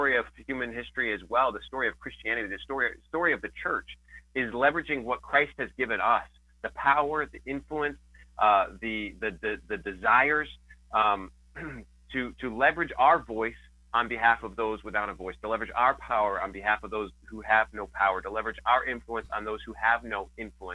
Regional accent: Rochester, New York, United States; Is based in Rochester, New York, where I live with my wife and four young children

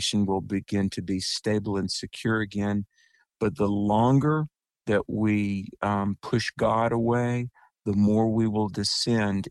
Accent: North Carolina, United States; My home state of North Carolina, that's where I am right now

